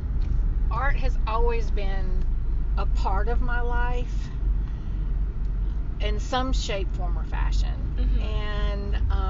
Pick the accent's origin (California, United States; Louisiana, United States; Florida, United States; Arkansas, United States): Louisiana, United States; West Monroe; I'm from West Monroe, Louisiana